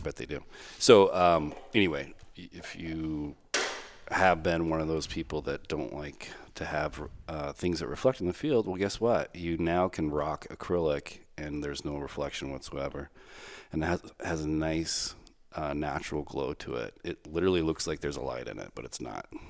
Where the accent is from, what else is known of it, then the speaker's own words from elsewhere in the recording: Texas, United States; moved away; I'm from Texas